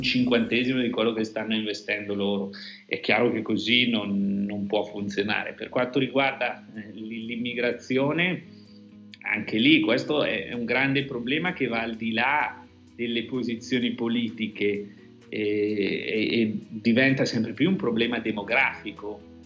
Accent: province of Bergamo, Lombardy, Italy; io vengo dalla provincia di Bergamo, noi siamo quelli che abbiamo sofferto di più

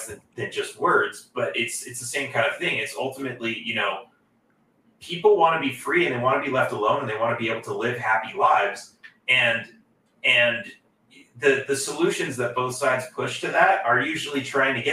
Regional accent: California, United States; now in Texas, United States; growing up in California

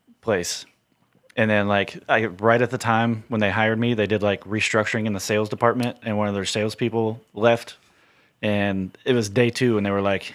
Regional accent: Indiana, United States; moved away as an adult; I'm originally from Indiana

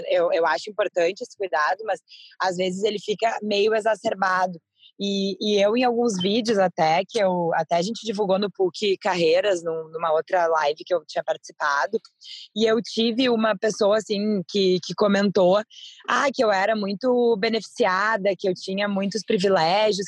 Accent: Brazil; somos nós brasileiros

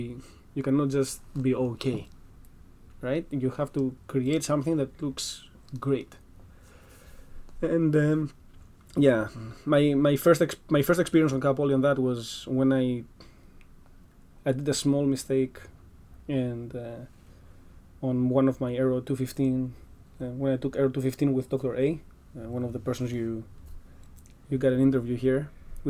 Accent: Greece; accent: Greek; English is a second language; now in United States; my weird Greek accent

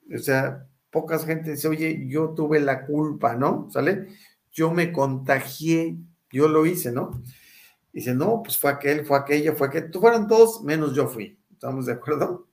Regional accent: Mexico; yo llegué como buen mexicano

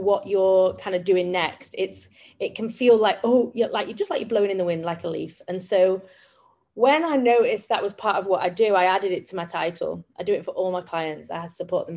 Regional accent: Manchester, North West England, United Kingdom; I come from Manchester in England

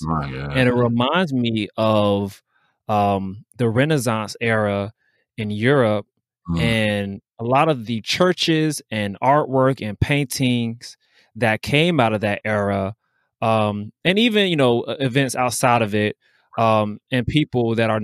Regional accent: the South, United States; Jalen and I, we grew up in the Southern church

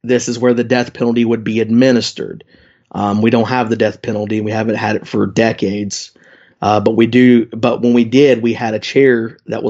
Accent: West Virginia, United States; my home state of West Virginia

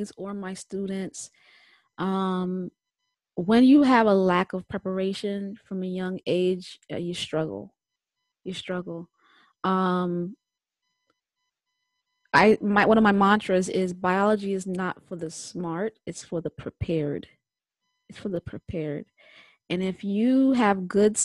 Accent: New York, United States; I'm from New York.

